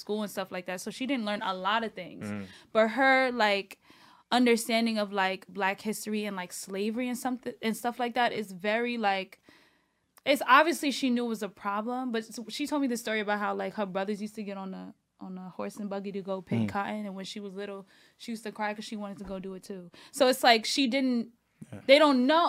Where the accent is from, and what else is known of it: New York City, New York, United States; born or raised there; also born or lived in Fort Greene, Brooklyn / Bed-Stuy, Brooklyn